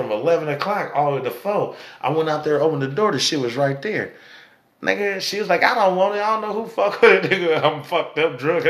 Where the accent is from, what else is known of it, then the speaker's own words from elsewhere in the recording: Sacramento, California, United States; I'm from out here